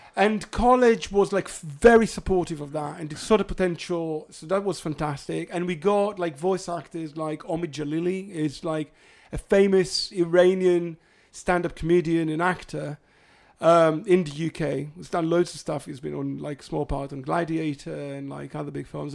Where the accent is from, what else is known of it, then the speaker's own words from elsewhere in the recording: Hadera, Haifa District, Israel; moved away; I'm from Khadera originally